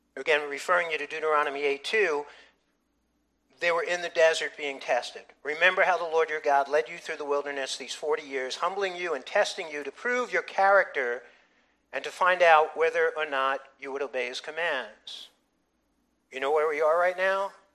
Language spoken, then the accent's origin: English; United States; identifying my patriotism as an American